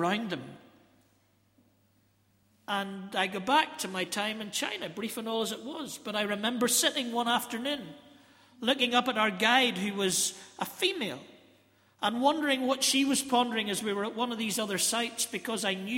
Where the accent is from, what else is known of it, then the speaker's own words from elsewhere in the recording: British and Irish, Northern Ireland, United Kingdom; I'm sort of British here and I'm Irish here, and there's somewhere in the middle that I'm both